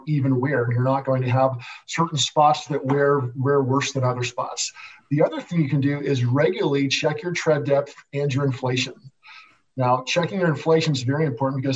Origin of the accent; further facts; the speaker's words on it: Nebraska, United States; I also grew up in the Midwest. I grew up in Nebraska